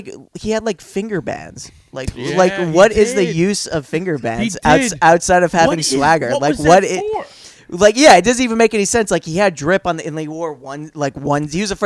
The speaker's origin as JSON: {"language": "English", "town": "Dix Hills", "region": "New York", "country": "United States", "said": "Dix Hills."}